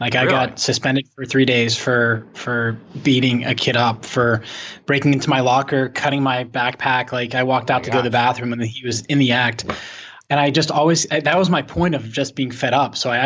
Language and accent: English; Pittsburgh, Pennsylvania, United States; I come from Pittsburgh, born and raised, 28 years